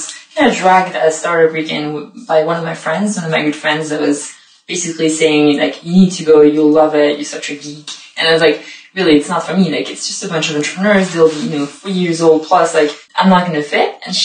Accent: Paris, Île-de-France, France; moved away as an adult; also born or lived in Montpellier, France; now in London, United Kingdom; I'm originally from Paris, but I've been studying and living and working in the south of France for a couple of years before moving here

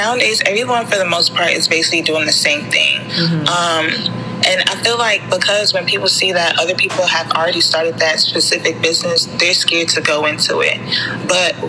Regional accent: Prince George's County, Maryland, United States; also born or lived in Nigeria (ancestry); I grew up in Prince George's County my whole entire life

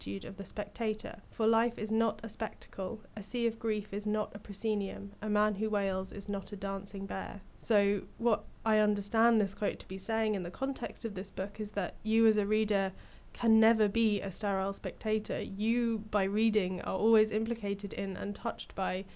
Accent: Hastings, South East England, United Kingdom; my hometown of Hastings, England

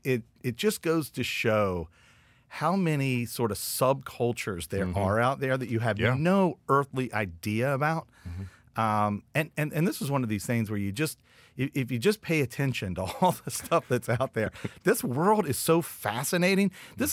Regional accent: West Virginia, United States; I am from West Virginia.

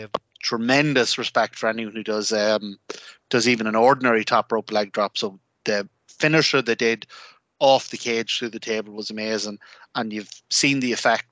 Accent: Ireland; an Irish wrestling fan

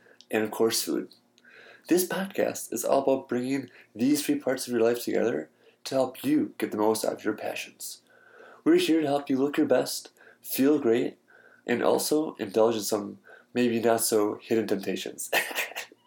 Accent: Milwaukee, Wisconsin, United States; I'm actually from Milwaukee

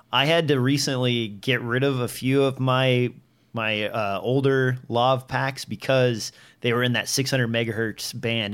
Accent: Nebraska, United States; I'm from Nebraska where trees are scarce

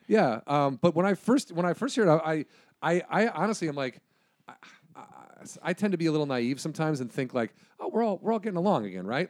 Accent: Illinois, United States; I'm from Illinois

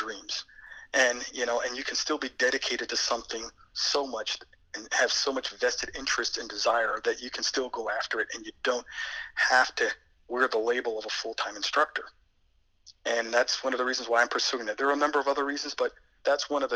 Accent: around Hunter Mountain, New York, United States; moved away as an adult; now in Rockville, United States; I'm from New York originally. I've kind of grew up around Hunter Mountain

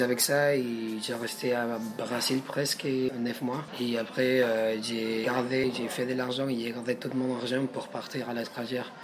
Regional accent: Lima, Peru; French is a second language; moved away as an adult; also born or lived in Brazil; now in Paris, France; je suis péruvien, je viens de la capitale de Pérou, Lima

